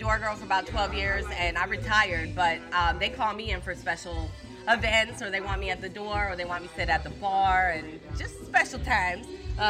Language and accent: English; Detroit, Michigan, United States; moved away as an adult; now in Tampa, United States; I'm from Detroit, so I've been here 20 years